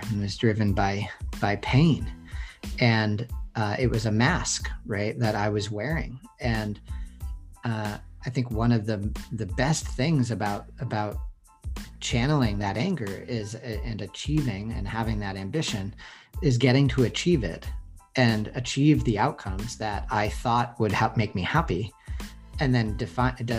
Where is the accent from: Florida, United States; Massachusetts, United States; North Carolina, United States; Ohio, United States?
Massachusetts, United States; Boston; accent: Boston; now in San Francisco, United States; I grew up in Boston